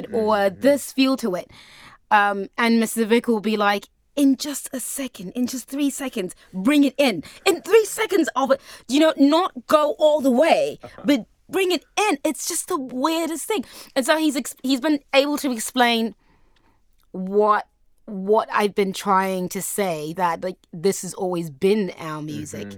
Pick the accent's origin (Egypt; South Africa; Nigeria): South Africa; moved away; my hometown in the desert